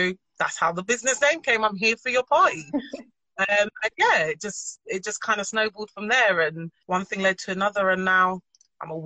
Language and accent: English; London, United Kingdom; also born or lived in Nottingham; I moved from Nottingham and I came back to London, South London Massive